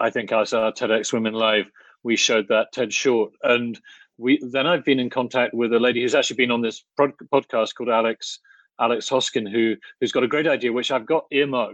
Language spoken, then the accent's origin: English; Oxford, South East England, United Kingdom; moved away as an adult; also born or lived in Cambridge; now in Poland; I grew up in Oxford, so I knew Oxford pretty well, but I was until I was sort of 18, 19, but then I went to Cambridge and other in the UK and other and then came here to Poland.